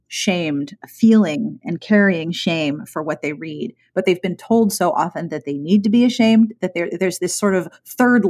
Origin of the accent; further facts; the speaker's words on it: Pittsburgh, Pennsylvania, United States; I grew up in Pittsburgh